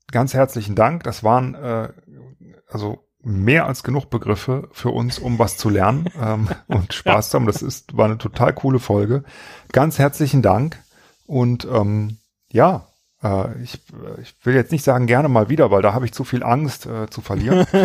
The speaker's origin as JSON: {"language": "German", "town": "Bergisch Gladbach", "region": "North Rhine-Westphalia", "country": "Germany", "said": "ich komme ja auch aus der Instant-Stadt. Äh, Berge Stadtbach."}